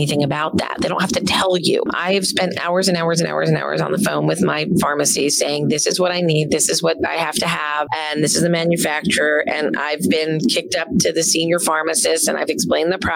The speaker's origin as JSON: {"language": "English", "region": "New Jersey", "country": "United States", "said": "I'm from Jersey"}